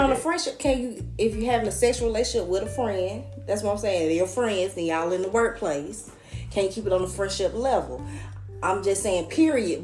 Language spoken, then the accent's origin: English; Atlanta, Georgia, United States; I'm from Atlanta.